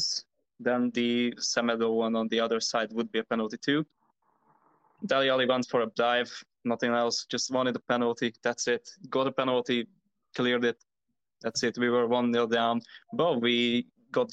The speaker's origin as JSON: {"language": "English", "town": "Tatabánya", "region": "Komárom-Esztergom", "country": "Hungary", "said": "I am from Hungary"}